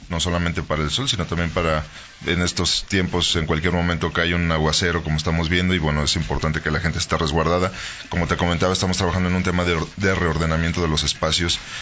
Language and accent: Spanish; Guanajuato, Mexico; nos define como guanajuatenses pero también como mexicanos